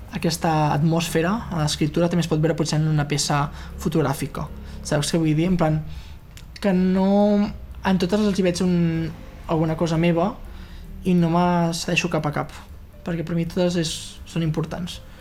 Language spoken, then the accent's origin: Catalan; Fortià, Catalonia, Spain; moved away as an adult; now in Barcelona, Spain; a Fortià a Fortià, al meu poble